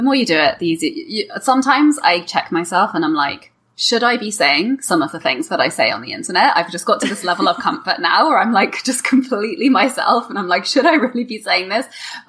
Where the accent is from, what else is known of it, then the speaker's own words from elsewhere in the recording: England, United Kingdom; moved away as an adult; now in Canada; first arrived in 2011, honestly, it felt like there was no other English people there because obviously I'm an English person.